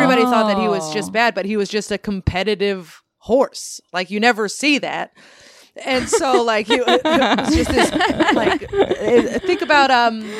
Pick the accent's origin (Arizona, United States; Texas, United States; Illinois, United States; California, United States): California, United States; San Bruno; I grew up in San Bruno, California, which is real blue collar, lower middle class suburbia.